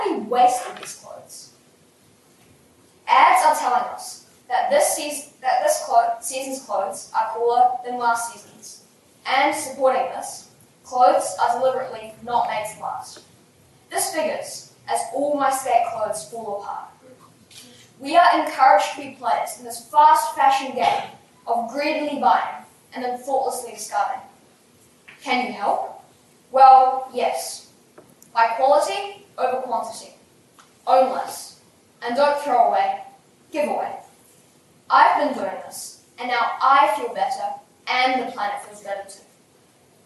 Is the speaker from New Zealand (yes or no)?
yes; Christchurch, Canterbury, New Zealand; from Christchurch, New Zealand.